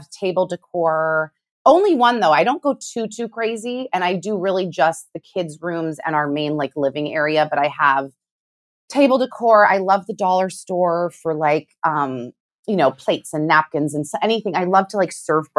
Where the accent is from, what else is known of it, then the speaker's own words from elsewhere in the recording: Honolulu, Hawaii, United States; I was born in Hawaii. I was born in Honolulu, Hawaii